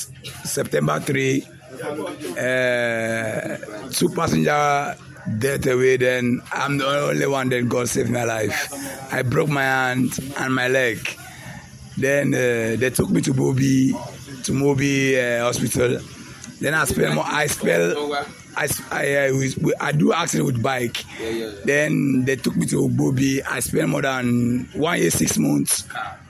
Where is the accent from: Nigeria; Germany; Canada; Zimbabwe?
Nigeria; Gembu, Taraba; I'm from Taraba State, Gembu